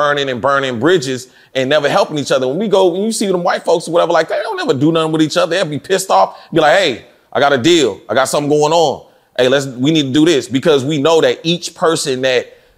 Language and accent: English; Fort Worth, Texas, United States; moved away; also born or lived in Dallas / Atlanta; I came from Fort Worth and then came to Dallas